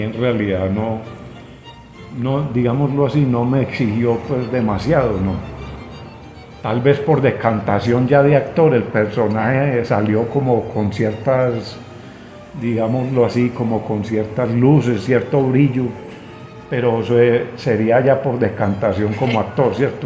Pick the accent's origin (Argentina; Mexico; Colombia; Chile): Colombia; como colombianos